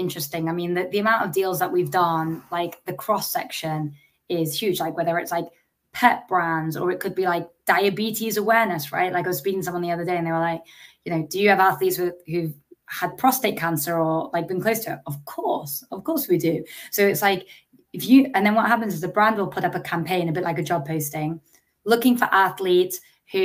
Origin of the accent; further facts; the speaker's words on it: England, United Kingdom; Growing up in England